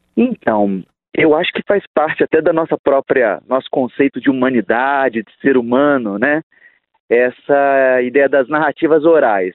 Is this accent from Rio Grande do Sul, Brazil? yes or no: no; Rio de Janeiro, Brazil; Nós somos do Rio de Janeiro